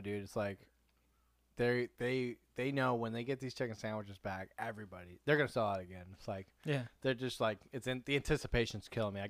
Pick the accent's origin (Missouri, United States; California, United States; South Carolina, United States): California, United States; San Diego; we're from San Diego, and we're not from Texas